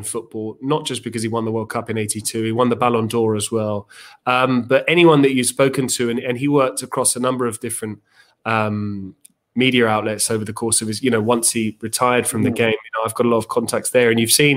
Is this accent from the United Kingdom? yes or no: yes; Winchester, South East England, United Kingdom; moved away as an adult; now in Milan, Italy; I come from Winchester in the south.